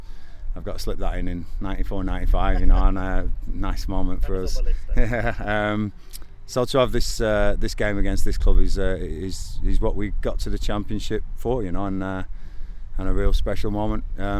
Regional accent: Blackburn, North West England, United Kingdom; moved away; It's my hometown, it's where I grew up.

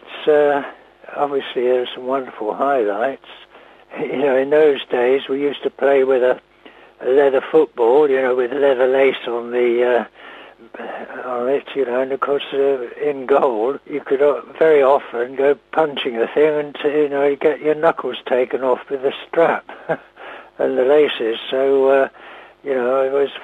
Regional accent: Beaconsfield, South East England, United Kingdom; I was born in Beaconsfield, so I'm very local

